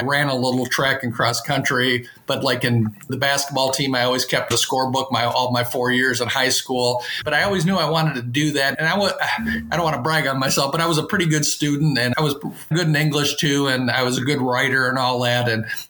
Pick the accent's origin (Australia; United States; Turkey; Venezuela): United States; Chicago, Illinois; now in Bloomington, United States; we grew up in the Chicago area.